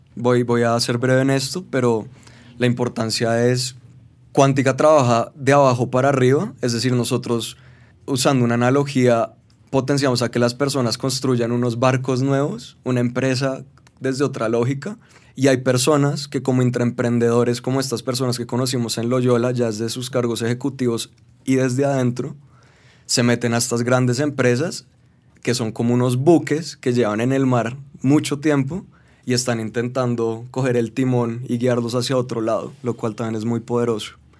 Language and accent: Spanish; Colombia; soy colombiano